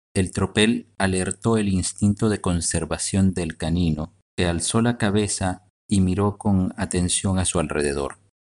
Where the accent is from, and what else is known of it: Guatemala